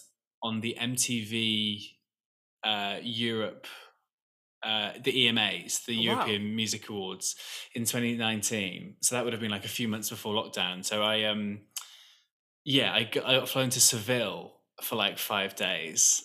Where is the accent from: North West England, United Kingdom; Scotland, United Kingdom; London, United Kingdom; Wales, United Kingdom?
Wales, United Kingdom; there's this North Welsh, so I'm from Wales.